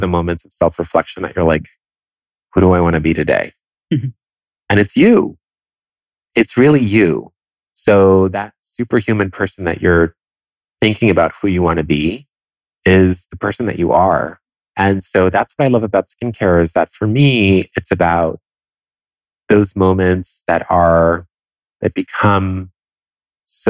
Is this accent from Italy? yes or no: yes; Italy; first language Italian; English is a second language; moved away; I grew up in Italy. And so Italian was my first language